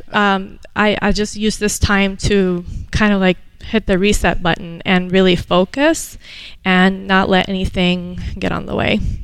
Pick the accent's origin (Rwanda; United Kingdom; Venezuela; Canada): Venezuela; moved away as an adult; now in United States; I was born here, moved to Venezuela when I was seven, and came back at the age of 19, ready for college